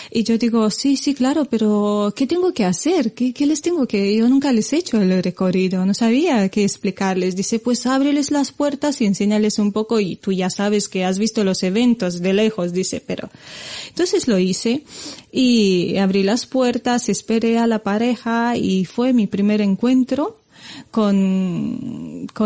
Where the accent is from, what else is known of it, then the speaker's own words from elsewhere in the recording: Romania; Spanish is a second language; moved away as an adult; now in Spain; antes de, mudarme aquí a España, que ya llevo años, de hecho, si, si cuento bien, creo que tiro ya para los 16 años aquí, me considero más española que, que rumana